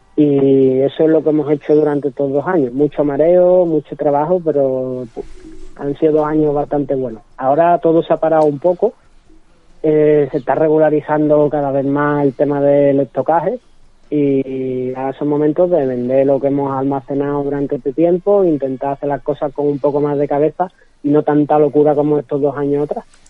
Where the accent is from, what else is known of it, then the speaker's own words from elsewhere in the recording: Seville, Andalusia, Spain; yo soy nacido aquí en Sevilla, criado aquí en Sevilla